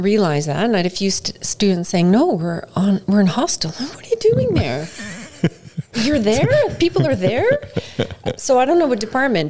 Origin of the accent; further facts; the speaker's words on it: Canada; now in United Arab Emirates; And we're both Canadian.